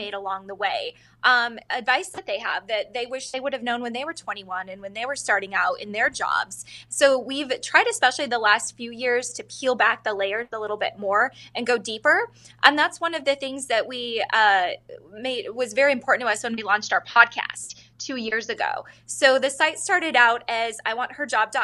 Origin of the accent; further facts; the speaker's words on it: Northwest Montana, United States; moved away as an adult; also born or lived in Los Angeles; now in Phoenix, United States; I'm originally from Montana. I was born and raised in Northwest Montana, so huge switch weather-wise